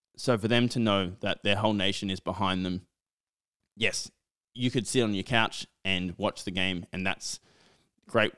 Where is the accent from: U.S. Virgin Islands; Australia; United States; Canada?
Australia; as an Australian football fan